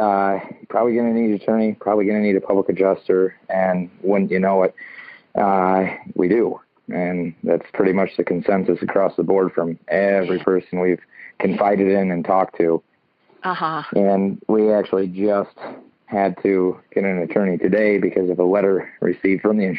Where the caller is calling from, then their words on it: Michigan, United States; Just north of Lansing.